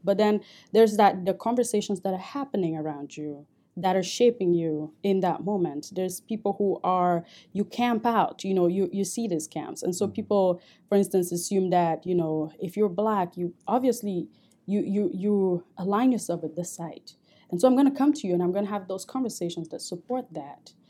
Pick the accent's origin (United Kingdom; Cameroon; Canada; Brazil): Cameroon; moved away as an adult; also born or lived in St. Cloud, Minnesota; now in United States; I grew up in Cameroon